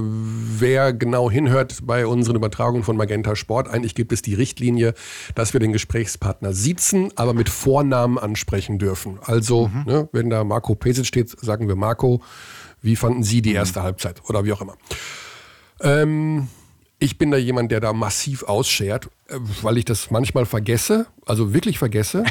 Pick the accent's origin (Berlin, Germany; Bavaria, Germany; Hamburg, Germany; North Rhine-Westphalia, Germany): North Rhine-Westphalia, Germany; Hagen; in Hagen, in meiner Heimat